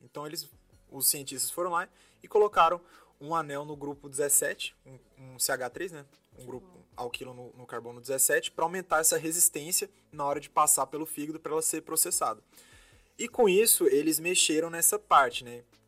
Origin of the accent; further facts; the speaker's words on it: Goiânia, Goiás, Brazil; moved away as an adult; also born or lived in Belo Horizonte; Sou de Goiânia, Goiás nascido e criado lá.